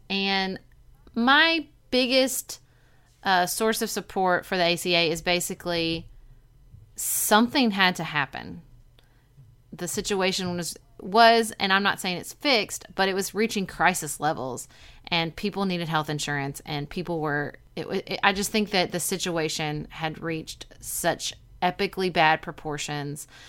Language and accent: English; Paducah, Kentucky, United States; when I was growing up in Paducah in the nineties